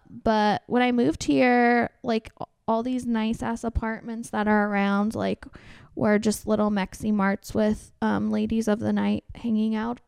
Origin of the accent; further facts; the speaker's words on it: Orange County, California, United States; moved away as an adult; now in Austin, United States; No, I'm from Orange County, California, but I've been here for 8 years.